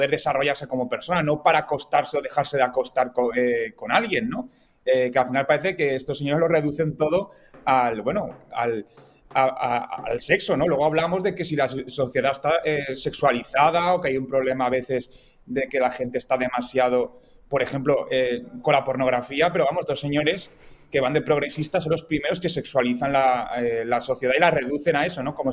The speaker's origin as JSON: {"language": "Spanish", "town": "Valencia", "region": "Valencian Community", "country": "Spain", "said": "yo que soy de Valencia"}